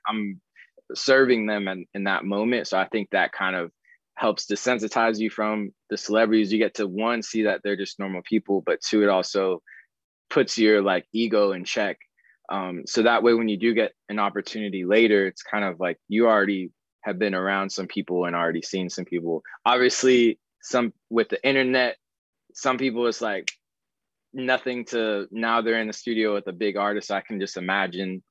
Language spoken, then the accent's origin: English; Arizona, United States; moved away as an adult; also born or lived in Florida; now in Los Angeles, United States; I grew up in Arizona